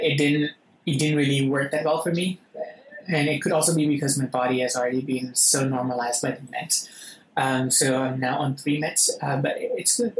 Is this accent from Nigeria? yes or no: no; Thailand; I'm actually an Indian Thai